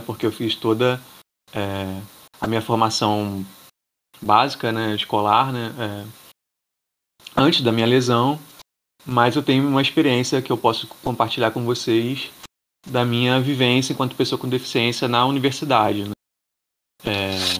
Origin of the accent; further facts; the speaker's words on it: Niterói, Rio de Janeiro, Brazil; also born or lived in Bahia; sou de Niterói.